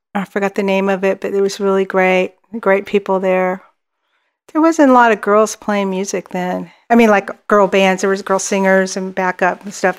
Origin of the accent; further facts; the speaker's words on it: Dallas, Texas, United States; I grew, we grew up um, in Dallas, Dallas, Texas